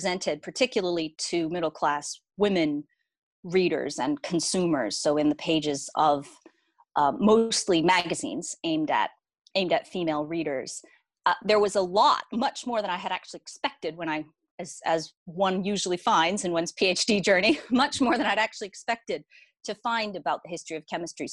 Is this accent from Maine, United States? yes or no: yes; Maine, United States; moved away as an adult; also born or lived in Boston / New York; now in Brighton, United Kingdom; I grew up in Maine, which is in the northeastern part of the United States